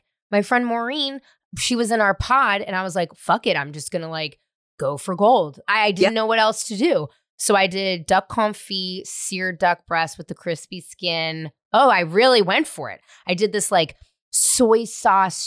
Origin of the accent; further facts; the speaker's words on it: San Francisco, California, United States; also born or lived in Marin County, California; I'm from San Francisco